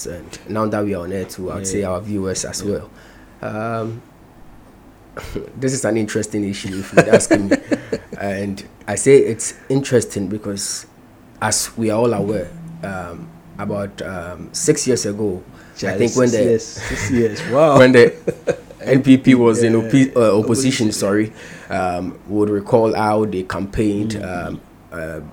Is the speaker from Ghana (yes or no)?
yes; Ghana; I as a Ghanaian